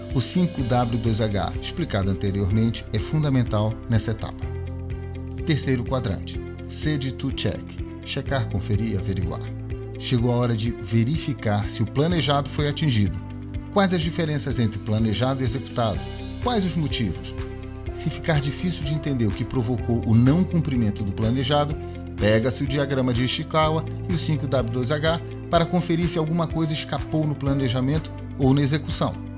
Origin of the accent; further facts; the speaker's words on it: Pará, Brazil; sou paraense